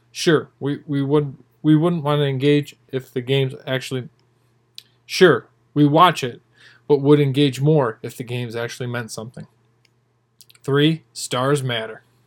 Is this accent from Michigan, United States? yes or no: yes; Big Ten country, Michigan, United States; moved away as an adult; also born or lived in Atlanta, Georgia; I was born and raised in Big Ten country, growing up a half hour from Michigan and an hour from Michigan State